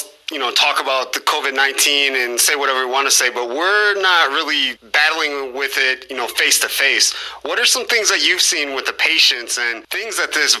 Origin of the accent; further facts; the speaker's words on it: Mendota, Illinois, United States; I'm from Mendota as well.